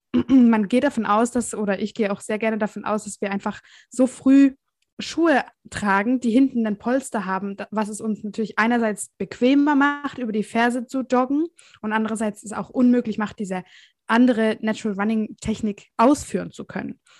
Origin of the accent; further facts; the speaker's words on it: Southern Germany, Germany; Ich komme aus dem Süden von Deutschland.